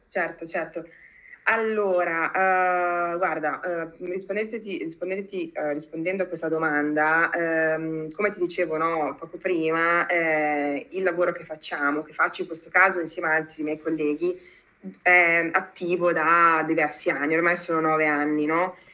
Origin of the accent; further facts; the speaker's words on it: Modena, Emilia-Romagna, Italy; moved away as an adult; also born or lived in United States / Berlin; torno nel mio paese fondamentalmente, quindi a Modena, io sono, io sono modenese d'origine